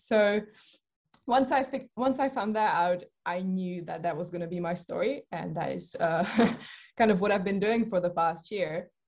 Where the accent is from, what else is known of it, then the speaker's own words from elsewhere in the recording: Czechia; moved away as an adult; also born or lived in United Kingdom; I come from the Czech Republic, where I think that's where the interest probably began because I live uh, very close to the mountains.